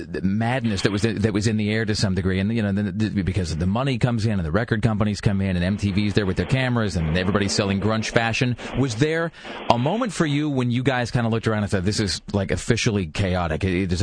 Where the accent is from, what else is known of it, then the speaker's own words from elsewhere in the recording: Pacific Northwest, United States; When growing up in the Northwest, you know, there's such a huge musical legacy, and you know, every region has its own distinct heroes and legends and icons, and you know, the Northwest is certainly no exception.